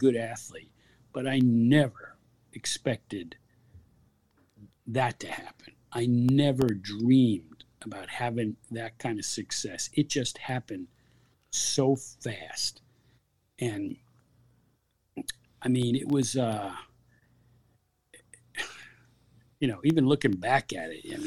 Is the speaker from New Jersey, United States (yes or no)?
yes; New Milford, New Jersey, United States; I grew up in New Milford, New Jersey